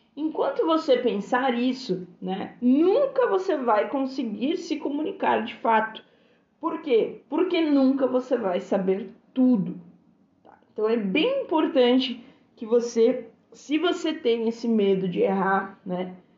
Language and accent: Portuguese; Brazil; Somos brasileiros, falamos português fluentemente